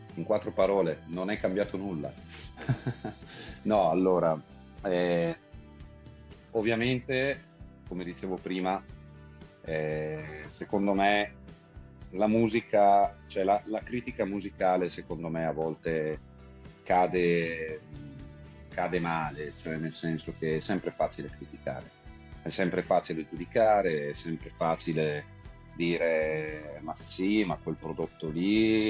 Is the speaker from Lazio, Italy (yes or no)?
no; Brescia, Lombardy, Italy; siamo di Brescia, ma veniamo prevalentemente dal lago di Garda